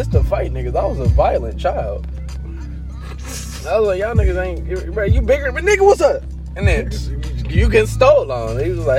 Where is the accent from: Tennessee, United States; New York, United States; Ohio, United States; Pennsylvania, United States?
Ohio, United States; that's that Cleveland shit, nigga. I'm from the Burbs. That's that Cleveland shit.